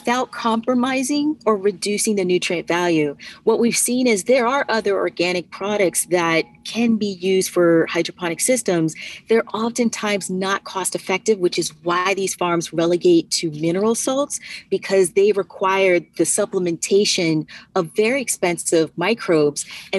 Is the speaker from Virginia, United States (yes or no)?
yes; Virginia, United States; now in New York, United States; I am originally from Virginia and went to Virginia Tech, majored in information technology, moved up to New York immediately after